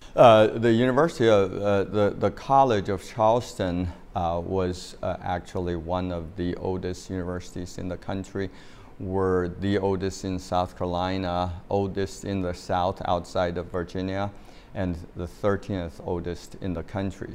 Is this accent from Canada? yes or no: no; China; moved away as an adult; now in United States; I grew up in China